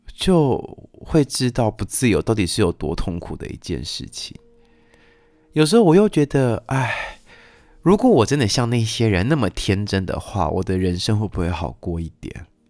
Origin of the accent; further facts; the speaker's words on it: Taiwan; moved away as an adult; 我在台湾受教育长大，我的逻辑思考训练是在台湾，呃，受到的训练